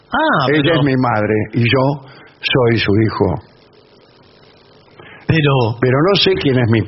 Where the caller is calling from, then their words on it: Santa Fe, Argentina; de Santa Fe.